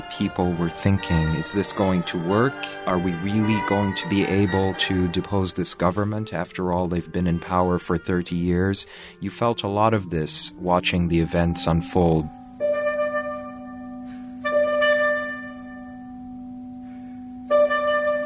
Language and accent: English; New York, United States; as a New Yorker